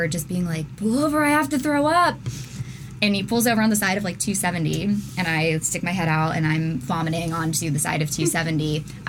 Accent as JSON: {"language": "English", "town": "Charleston", "region": "West Virginia", "country": "United States", "tie": "born or raised there", "also_born_or_lived": "Teays Valley, West Virginia", "moved": "yes", "lives_now": "Columbus, United States", "said": "I was born in Charleston, West Virginia."}